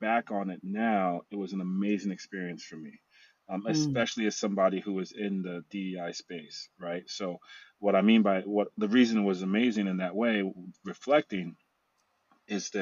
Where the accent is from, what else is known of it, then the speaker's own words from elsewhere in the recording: New York City, New York, United States; moved away as an adult; also born or lived in Lagos, Nigeria / San Francisco Bay Area; now in Pittsburgh, United States; I was raised in New York, so I grew up in New York.